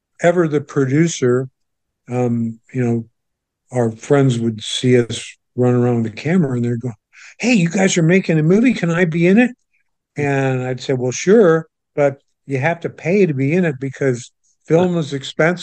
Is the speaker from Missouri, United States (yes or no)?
yes; St. Louis, Missouri, United States; moved away as an adult; also born or lived in Los Angeles; I'm growing up in St. Louis, Missouri, a suburb of St. Louis